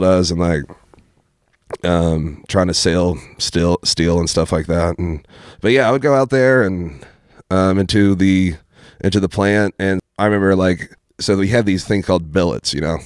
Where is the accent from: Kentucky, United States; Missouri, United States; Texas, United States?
Kentucky, United States; Ashland; growing up in Ashland